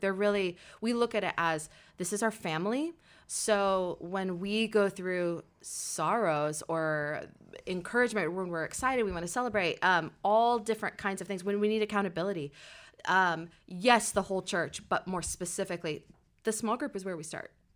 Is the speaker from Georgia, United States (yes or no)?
no; Portland, Oregon, United States; also born or lived in Salem, Oregon; here in Portland